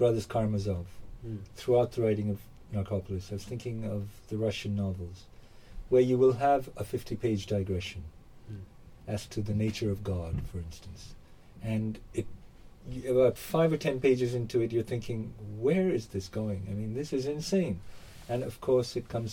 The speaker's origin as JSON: {"language": "English", "country": "Hong Kong", "tie": "born or raised there", "moved": "yes", "said": "I grew up in Hong Kong. I spent the 70s in Hong Kong. I went to school there"}